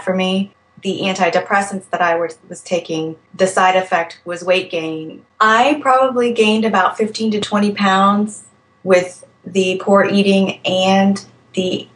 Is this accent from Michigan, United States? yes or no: no; Alexandria, Virginia, United States; I am from Alexandria, Virginia, and I am 31 years old